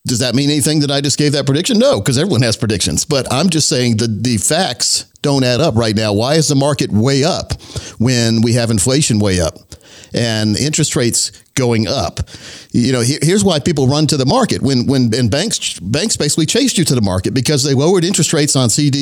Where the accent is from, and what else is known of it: Laurinburg, North Carolina, United States; born or raised there